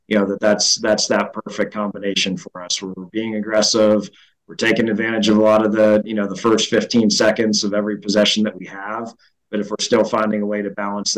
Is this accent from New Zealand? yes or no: no; Midwest, United States; moved away as an adult; also born or lived in East Coast; growing up in the Midwest